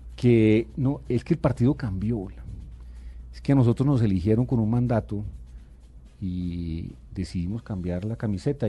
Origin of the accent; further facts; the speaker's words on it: Bogotá, Colombia; yo nací en Bogotá y yo aspiro a morir en esta ciudad que es la mía.